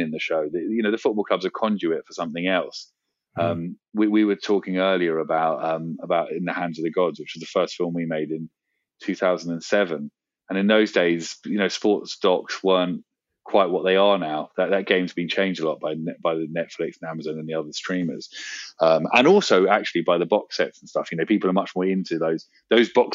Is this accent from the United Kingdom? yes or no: yes; London, United Kingdom; I grew up in London